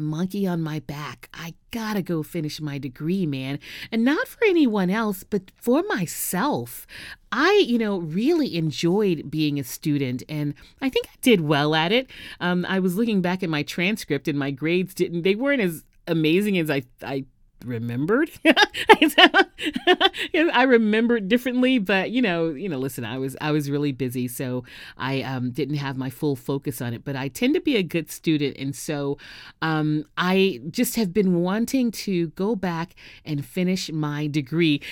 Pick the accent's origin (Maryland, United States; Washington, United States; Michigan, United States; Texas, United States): Texas, United States; Houston; moved away as an adult; also born or lived in New York City / Los Angeles / San Diego; now in Southern California, United States; went to Texas Southern University in my hometown of Houston